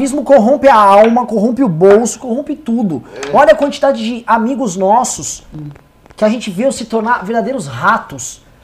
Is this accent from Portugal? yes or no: no; São Paulo, Brazil; como paulistano